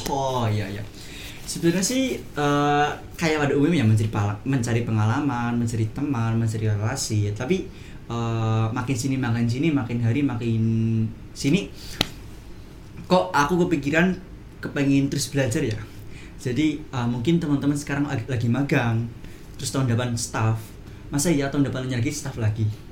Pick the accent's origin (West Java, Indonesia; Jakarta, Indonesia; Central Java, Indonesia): Central Java, Indonesia; Purwokerto; saya dari Prokerto